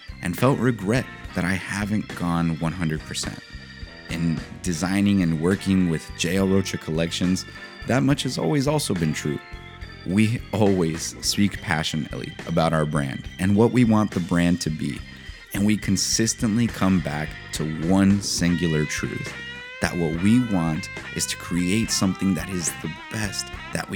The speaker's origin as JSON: {"language": "English", "town": "San Diego", "region": "California", "country": "United States", "tie": "born or raised there", "said": "I grew up in San Diego, California"}